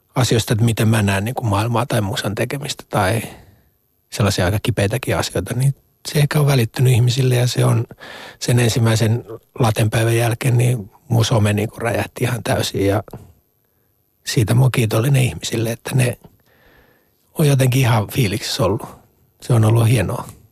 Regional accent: Ostrobothnia, Finland; moved away; mä olen niin kuin Pohjanmaan poika

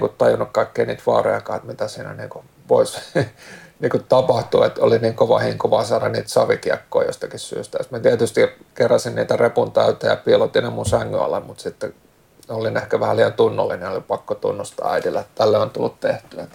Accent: Helsinki, Uusimaa, Finland; born or raised there; also born or lived in Malmi, Helsinki

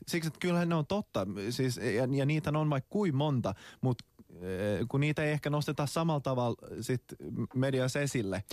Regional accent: Finland; me suomenruotsalaiset

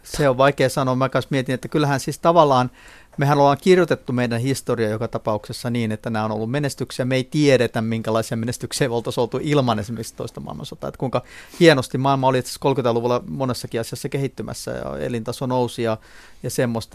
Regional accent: Klaukkala, Uusimaa, Finland; moved away; vanha kotikyläni Klaukkalan

